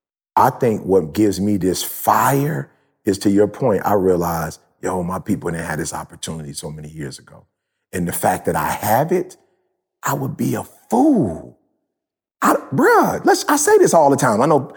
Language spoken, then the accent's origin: English; Detroit, Michigan, United States; I'm from Detroit. I told you, you graduate or you don't, and you go work for Ford, GM, or Chrysler.